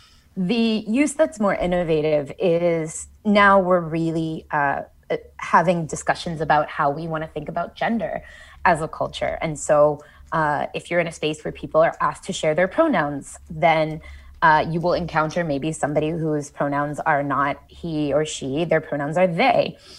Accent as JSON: {"language": "English", "town": "Columbus", "region": "Ohio", "country": "United States", "tie": "born or raised there"}